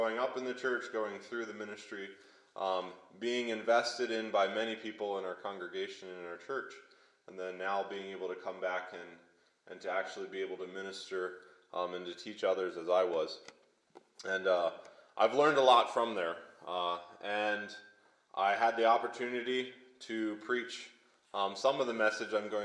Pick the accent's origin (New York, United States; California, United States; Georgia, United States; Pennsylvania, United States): Pennsylvania, United States; Lebanon; I grew up in Lebanon, Pennsylvania. It's near Hershey, Pennsylvania